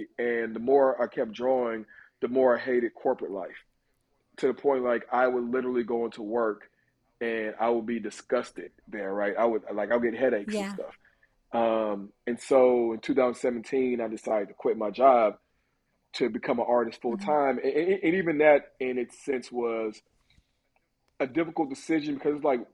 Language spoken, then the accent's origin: English; Texas, United States; moved away as an adult; now in Los Angeles, United States; growing up in Texas, especially as a black man